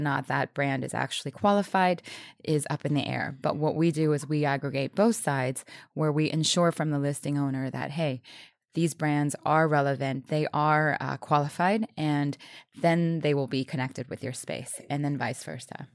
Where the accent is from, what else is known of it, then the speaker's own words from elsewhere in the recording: New Orleans, Louisiana, United States; I was born in New Orleans. I was around music